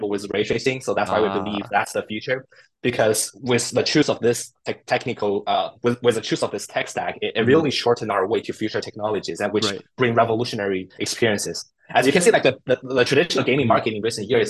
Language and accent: English; China; English is a second language; moved away as an adult; now in United States; I grew up in China, and I was actually a first generation immigrant.